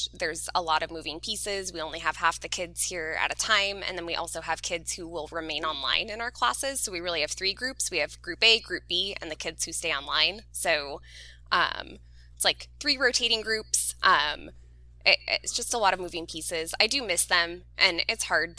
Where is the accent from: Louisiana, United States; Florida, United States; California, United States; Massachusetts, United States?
California, United States; Southern; I'm a Southern California girl through and through. I've only ever lived in Southern California